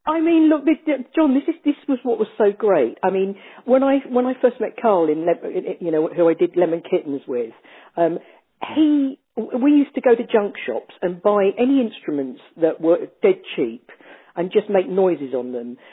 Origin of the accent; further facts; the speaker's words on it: United Kingdom; being British